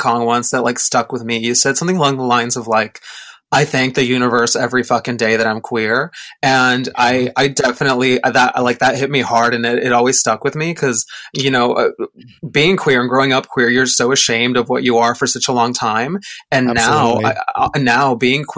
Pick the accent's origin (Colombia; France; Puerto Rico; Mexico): Mexico; moved away; I grew up in Mexico